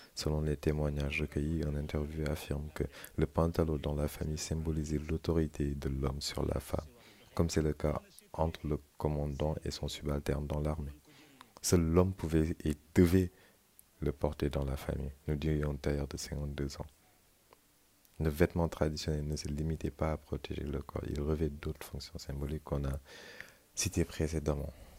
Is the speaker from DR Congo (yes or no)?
no; Senegal; moved away; mon pays d'origine, le Sénégal